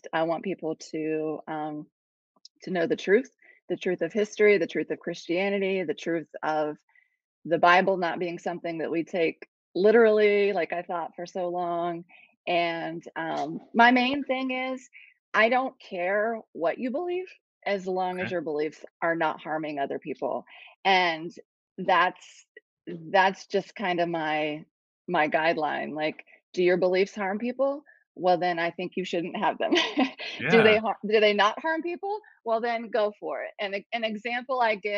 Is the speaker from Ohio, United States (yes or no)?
yes; Ohio, United States; moved away as an adult; also born or lived in Columbus, Ohio / Cambodia; now in South Carolina, United States; I'm originally from Ohio, and we didn't want to go back to the cold